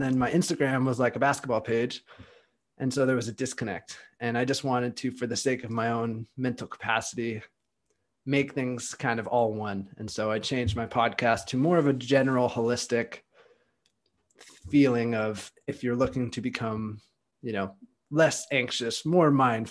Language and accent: English; California, United States; moved away as an adult; now in Austin, United States; I'm from California, and I moved to Austin, Texas.